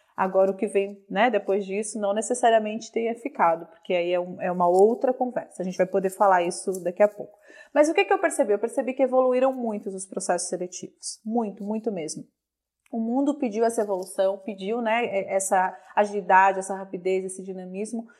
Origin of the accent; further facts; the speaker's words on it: Minas Gerais, Brazil; eu sou mineira